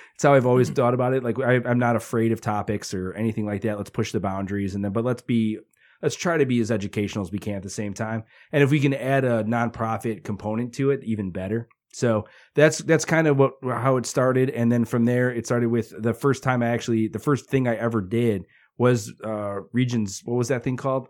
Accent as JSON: {"language": "English", "town": "Hammond", "region": "Indiana", "country": "United States", "tie": "born or raised there", "also_born_or_lived": "St. John, Indiana / Westville, Indiana", "said": "I grew up in Hessville until about eighth grade, and then I moved to Saint John from about my freshman year"}